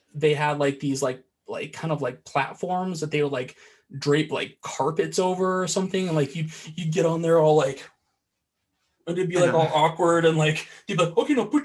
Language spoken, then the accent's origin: English; Iowa, United States; I'm from Iowa